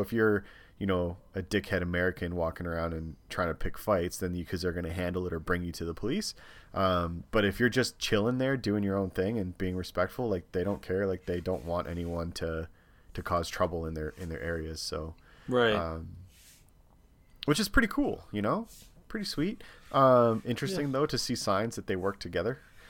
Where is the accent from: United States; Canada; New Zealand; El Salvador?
Canada; hey, like, we're from Canada, we're coming, my husband has a lot of tattoos